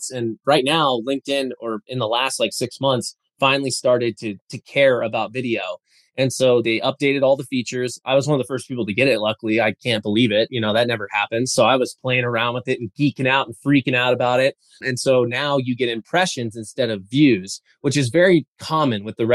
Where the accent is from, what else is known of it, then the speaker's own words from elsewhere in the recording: Colorado, United States; I'm from Colorado after all, right?